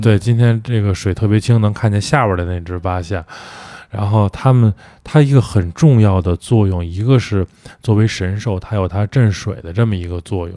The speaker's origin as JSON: {"language": "Chinese", "region": "northern China", "country": "China", "lives_now": "Beijing, China", "said": "我作为北方人"}